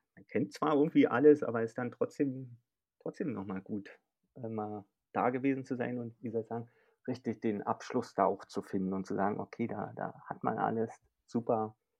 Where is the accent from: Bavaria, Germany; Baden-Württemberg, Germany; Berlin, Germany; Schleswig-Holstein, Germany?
Berlin, Germany; Bin Berliner und wohne auch noch in Berlin